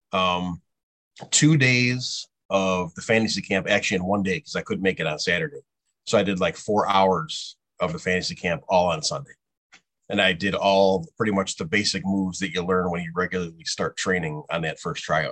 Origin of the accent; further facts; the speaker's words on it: Lombard, Illinois, United States; I grew up in Lombard